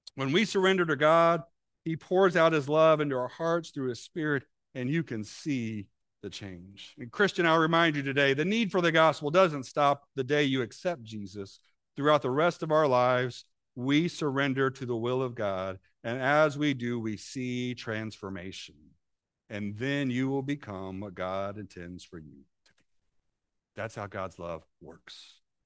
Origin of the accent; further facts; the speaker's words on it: Illinois, United States; moved away; when we were in Illinois, I grew up in Camp City.